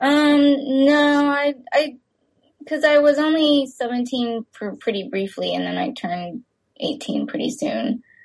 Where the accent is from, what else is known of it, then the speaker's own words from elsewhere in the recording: Texas, United States; I grew up in Texas uh, with very few other Asian friends